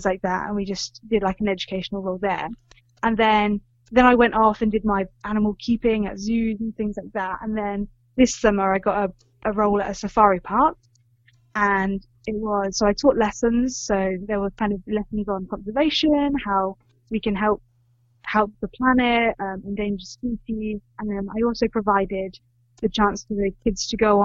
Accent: England, United Kingdom; I'm from England.

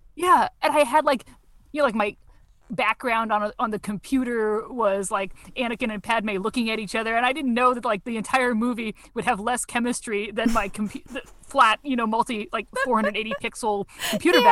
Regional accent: Washington, District of Columbia, United States; also born or lived in Wisconsin; I grew up uh, in DC mostly

